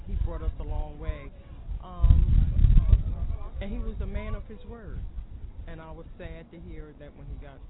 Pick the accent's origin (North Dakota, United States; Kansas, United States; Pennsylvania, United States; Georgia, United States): Pennsylvania, United States; Philadelphia; I'm from Philadelphia, Pennsylvania.